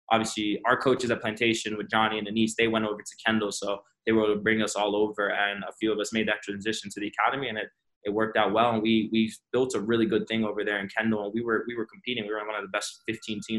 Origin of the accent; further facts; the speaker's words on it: Florida, United States; also born or lived in Georgia / California / Jamaica; I was born in Georgia, moved to California, and spent few years there, spent a few years in Jamaica, but we made our way to South Florida, and that's when I really like established myself.